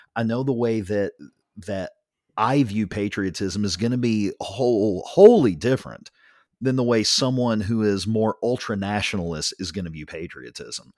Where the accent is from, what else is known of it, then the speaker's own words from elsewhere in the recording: United States; I am very proud to be an American